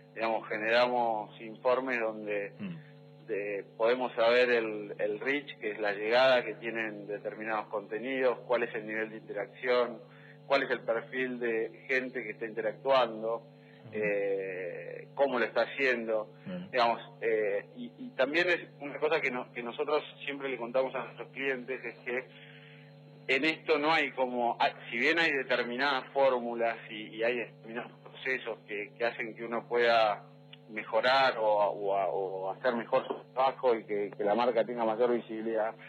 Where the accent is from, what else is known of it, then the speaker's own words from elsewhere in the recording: Neuquén, Argentina; yo soy de Neuquén